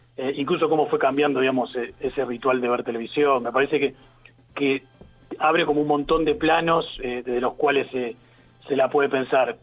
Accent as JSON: {"language": "Spanish", "town": "Quilmes", "region": "Buenos Aires Province", "country": "Argentina", "said": "yo soy de Quilmes"}